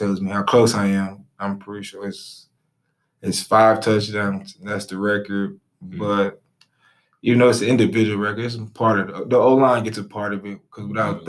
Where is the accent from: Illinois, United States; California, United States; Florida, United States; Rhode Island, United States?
Illinois, United States; Peoria; moved away; I'm from Peoria, Illinois